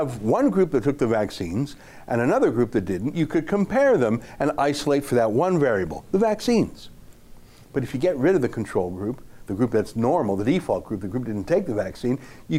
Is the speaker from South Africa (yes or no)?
no; Calgary, Alberta, Canada; I grew up in Calgary, and I went to a Jewish grade school